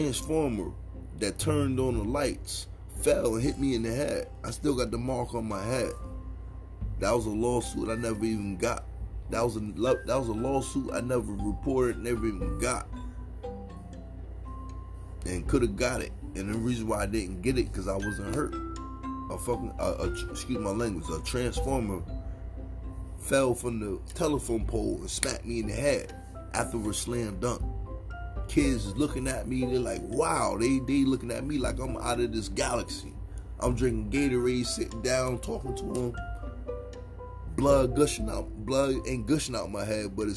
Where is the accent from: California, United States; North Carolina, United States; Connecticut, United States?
Connecticut, United States; Connecticut is my hometown